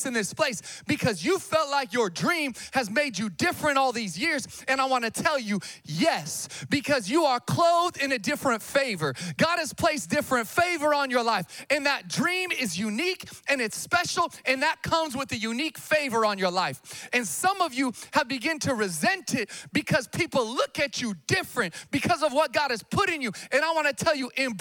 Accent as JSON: {"language": "English", "town": "Sacramento", "region": "California", "country": "United States", "tie": "born or raised there", "also_born_or_lived": "Missouri", "said": "I'm from Sacramento, born and raised. Grew up, you know, off of Calvine Road, Vintage Park"}